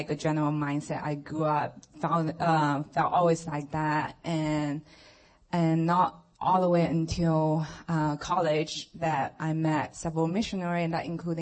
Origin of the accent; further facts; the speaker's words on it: China; moved away; I grew up in China, and just being raised in a family that they are atheists